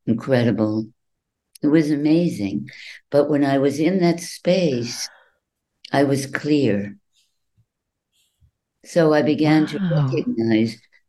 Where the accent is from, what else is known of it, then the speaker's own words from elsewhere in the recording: New England, United States; moved away; also born or lived in New York; I grew up in New England